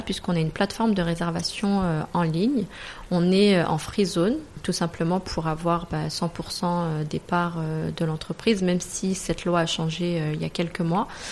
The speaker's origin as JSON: {"language": "French", "town": "Paris", "region": "Île-de-France", "country": "France", "also_born_or_lived": "Morocco (ancestry)", "moved": "as an adult", "lives_now": "Dubai, United Arab Emirates", "said": "Je viens de base de Paris. Je suis à Dubaï depuis 2012 maintenant"}